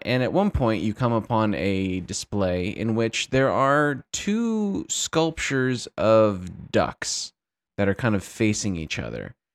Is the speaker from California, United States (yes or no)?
yes; Santa Barbara, California, United States; my hometown of Santa Barbara, California